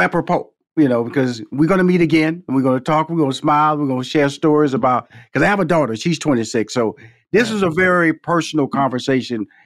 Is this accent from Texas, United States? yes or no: yes; Houston, Texas, United States; come from Fifth Ward, Texas, six sisters, two brothers, and I remember our parents. You know, we born in, I was born in Houston, Texas, but they from Shreveport, Louisiana